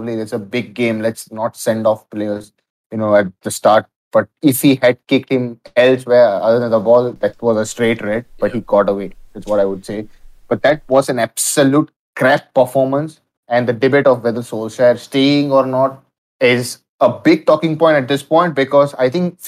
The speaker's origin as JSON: {"language": "English", "country": "India", "said": "Being an Indian"}